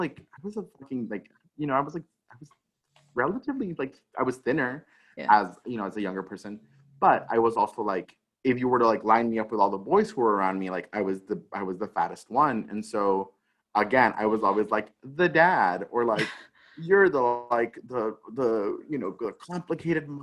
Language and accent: English; El Paso, Texas, United States; growing up in El Paso, because El Paso is predominantly Mexican/Mexican-American folks